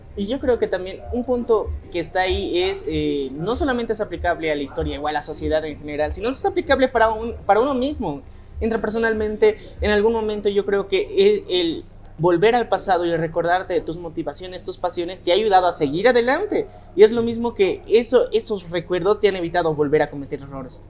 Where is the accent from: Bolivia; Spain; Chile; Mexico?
Bolivia; nosotros en Bolivia muchas veces decimos que sí, estamos orgullosos de de que somos bolivianos